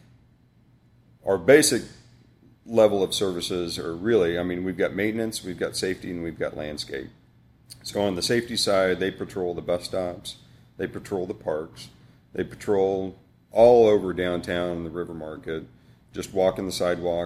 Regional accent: Johnson County, Kansas, United States; I grew up, I mean, I grew up in Johnson County

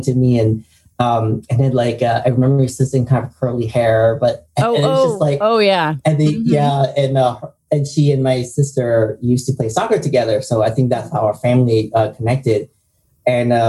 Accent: Vietnam; moved away; I was born in Vietnam

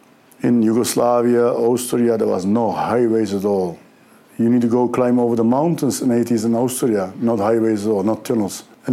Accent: Göreme, Nevşehir, Turkey; English is a second language; now in Netherlands; I am from Holland, but I am born in Nevşehir, in Cappadocia.

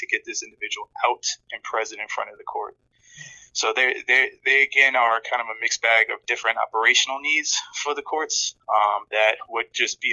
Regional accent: New York City, New York, United States; also born or lived in Camden, New Jersey; we eventually moved to New York, where we settled down in Queens.

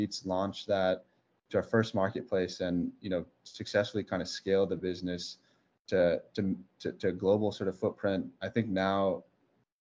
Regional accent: South Bay area, California, United States; We grew up together in the South Bay area

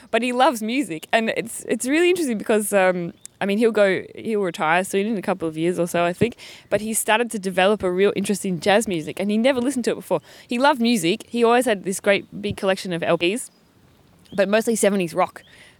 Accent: Australia; accent: Australian; my accent has become a lot more... Oh, when I talk to other Australians, it comes out a bit more, but and it's become a little bit milder.

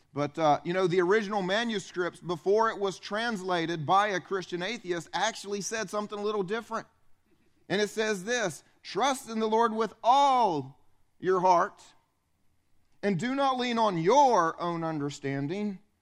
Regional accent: upstate South Carolina, United States; I grew up here. I grew up in South Carolina

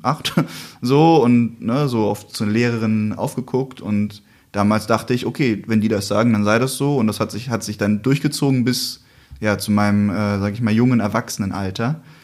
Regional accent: Wiesbaden, Hesse, Germany; Da kam ich in meiner Heimatstadt

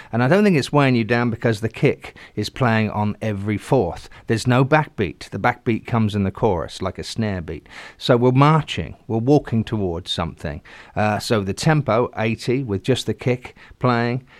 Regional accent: Southampton, South East England, United Kingdom; my hometown is Southampton

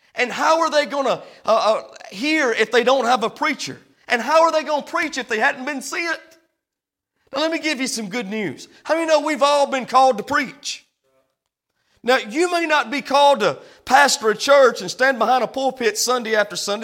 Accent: United States; we come from the American church

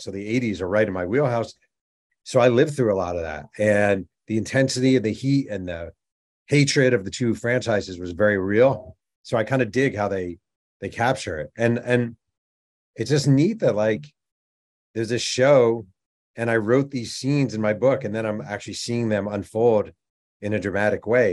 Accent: New York, United States; I'm from New York

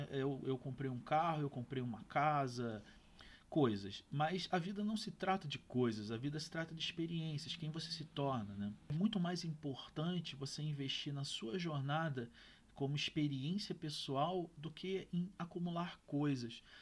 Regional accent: Rio de Janeiro, Brazil; eu tinha meus 23, 24 anos, morava na casa dos meus pais, eu sou do Rio de Janeiro

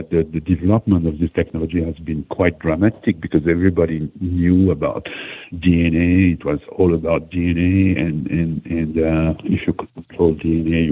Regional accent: Switzerland; I'm from Switzerland

